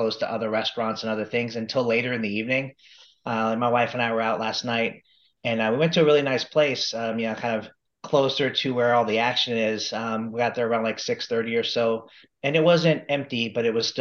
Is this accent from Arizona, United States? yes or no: yes; Phoenix, Arizona, United States; here in my hometown of Phoenix